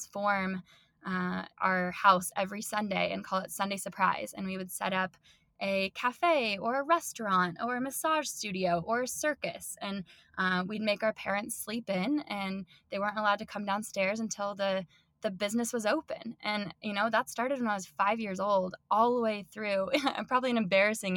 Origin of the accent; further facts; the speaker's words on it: Denver, Colorado, United States; moved away as an adult; also born or lived in New Zealand; I was born and raised in Denver.